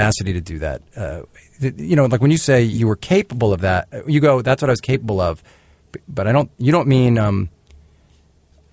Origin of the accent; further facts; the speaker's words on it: Cincinnati, Ohio, United States; moved away; also born or lived in Chicago; I grew up in Cincinnati, Ohio